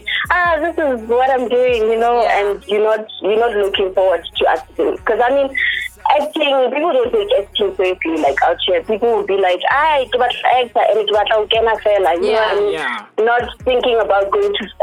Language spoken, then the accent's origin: English; Vaal Triangle, South Africa; I am originally from Chateau. In the Vow Triangle